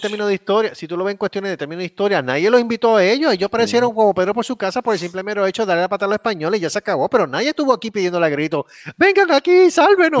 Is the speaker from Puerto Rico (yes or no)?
yes; Puerto Rico; mi pueblo